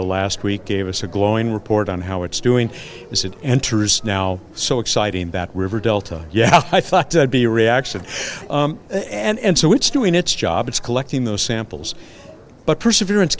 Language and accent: English; Southern California, United States; I'm from Southern California